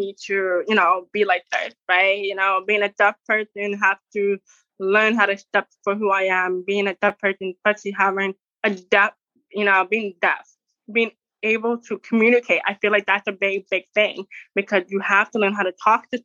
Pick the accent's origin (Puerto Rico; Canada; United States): Canada; Toronto, Ontario; I am born and raised in Canada, Toronto.